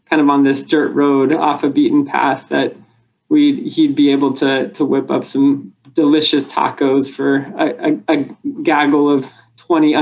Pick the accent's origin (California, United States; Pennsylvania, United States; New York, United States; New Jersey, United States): California, United States; Arcadia; also born or lived in San Diego; I grew up in Arcadia. It's a kind of suburb of Los Angeles